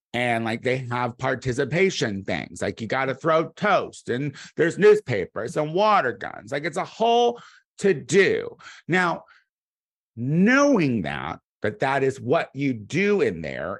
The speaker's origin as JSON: {"language": "English", "town": "Clinton", "country": "United States", "tie": "born or raised there", "moved": "yes", "said": "my hometown is considered, I think still to this day is the, the city of Clinton"}